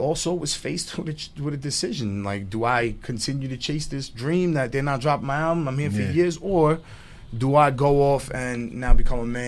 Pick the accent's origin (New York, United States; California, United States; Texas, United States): New York, United States; New York City; I grew up in Stapleton.